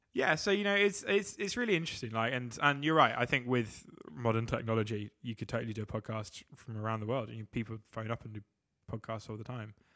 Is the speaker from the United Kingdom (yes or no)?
yes; England, United Kingdom